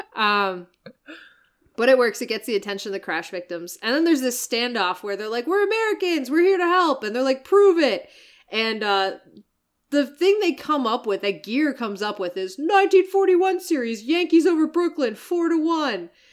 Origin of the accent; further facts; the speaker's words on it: Canada; I'm Canadian